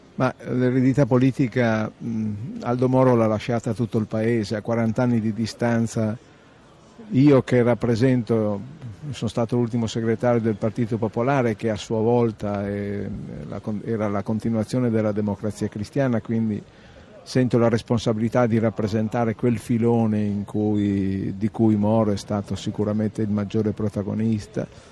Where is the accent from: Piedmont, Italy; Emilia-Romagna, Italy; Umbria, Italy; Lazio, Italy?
Emilia-Romagna, Italy; Reggio Emilia; Io sono di Reggio Emilia